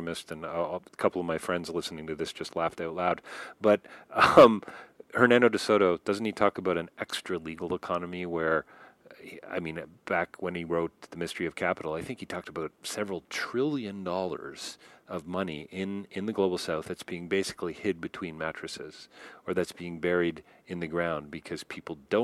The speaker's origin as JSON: {"language": "English", "town": "Toronto", "region": "Ontario", "country": "Canada", "tie": "born or raised there", "said": "I grew up in Rexdale, a city outside of Toronto."}